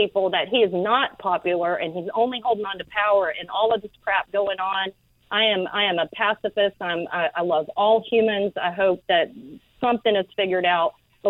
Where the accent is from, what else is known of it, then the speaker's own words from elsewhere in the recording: Birmingham, Alabama, United States; also born or lived in Tokyo, Japan / California; now in Santa Barbara, United States; I grew up in Birmingham, Alabama. I've lived in California much longer.